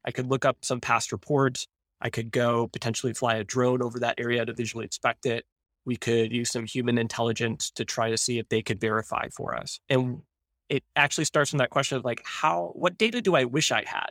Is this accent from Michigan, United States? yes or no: yes; Ann Arbor, Michigan, United States; I grew up in Ann Arbor, close enough to hear the marching band practice during the week